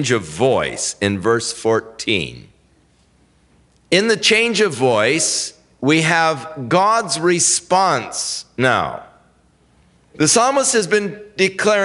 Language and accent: English; Ventura, California, United States; growing up in Ventura